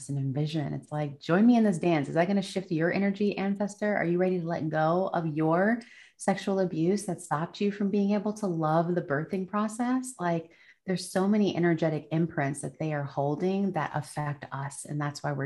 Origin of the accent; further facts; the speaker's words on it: United States; I'm American